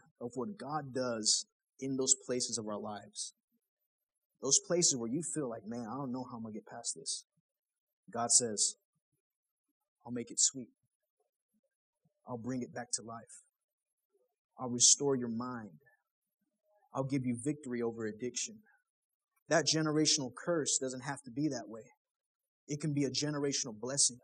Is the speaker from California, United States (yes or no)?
no; Killeen, Texas, United States; moved away; I'm from Killeen